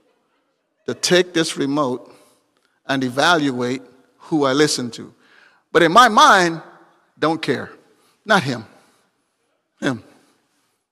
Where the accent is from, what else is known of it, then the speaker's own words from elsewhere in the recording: Guyana; moved away; I'm from Guyana